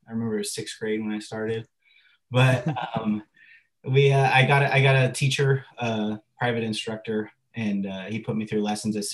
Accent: La Mesa, California, United States; I'm from La Mesa. I grew up in La Mesa in San Diego. I'm a native

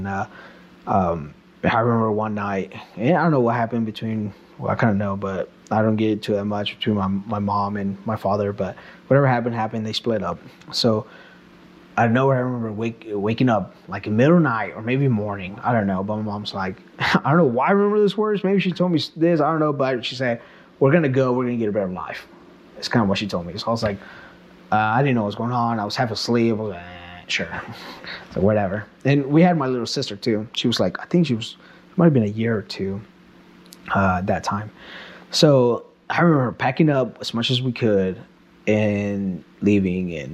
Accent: Kansas, United States; born or raised there; also born or lived in Mexico

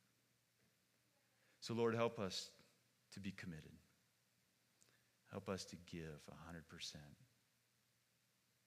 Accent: United States; I'm an American, foolish American.

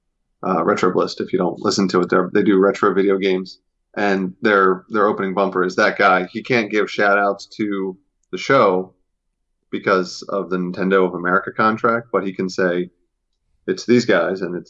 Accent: Philadelphia, Pennsylvania, United States; that's where I'm. That's my hometown

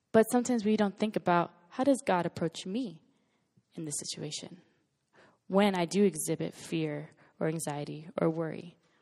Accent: West Palm Beach, Florida, United States; moved away as an adult; now in Los Angeles, United States; I'm from West Palm Beach, Florida. And, um, grew up there for eighteen years of my, actually twenty-three years of my life

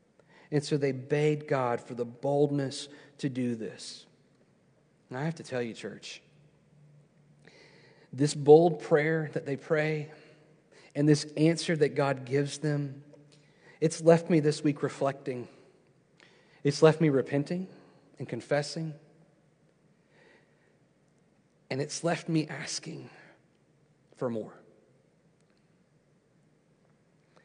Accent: United States; I'm an American. I'm proud to be an American

